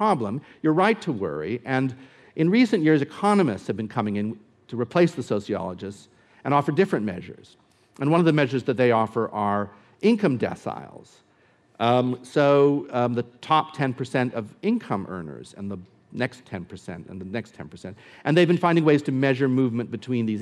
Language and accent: English; United States; I'm American